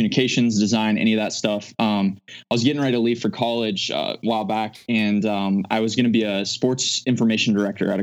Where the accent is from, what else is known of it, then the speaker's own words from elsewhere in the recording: Omaha, Nebraska, United States; moved away as an adult; now in Phoenix, United States; I'm from the Omaha area